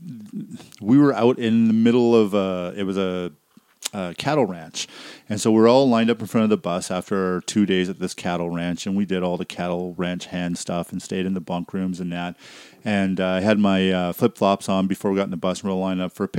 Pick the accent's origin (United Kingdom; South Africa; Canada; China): Canada; British Columbia; I grew up in BC